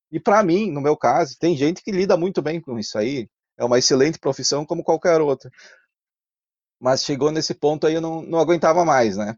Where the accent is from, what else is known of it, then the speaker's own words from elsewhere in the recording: Carlos Barbosa, Rio Grande do Sul, Brazil; accent: Italian (Serra Gaúcha); moved away as an adult; also born or lived in Garibaldi; eu nasci em Garibaldi, mas Sim. morei toda a minha vida ali na Serra.